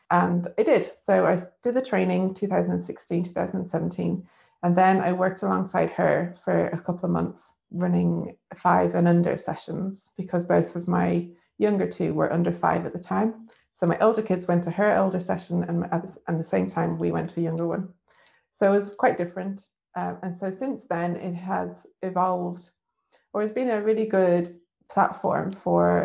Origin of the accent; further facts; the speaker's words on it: Dublin, Leinster, Ireland; now in Leeds, United Kingdom; I'm from Dublin in Ireland.